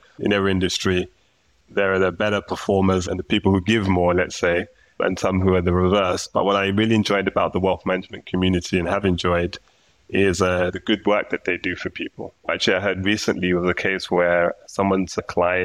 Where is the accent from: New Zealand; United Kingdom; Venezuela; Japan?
United Kingdom; London; moved away as an adult; now in Copenhagen, Denmark; But as you can hear from my accent, I'm originally from the UK, from London.